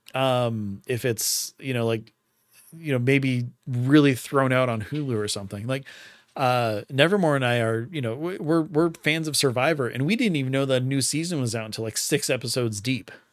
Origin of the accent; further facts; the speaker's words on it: Arizona, United States; my entire life growing up in Arizona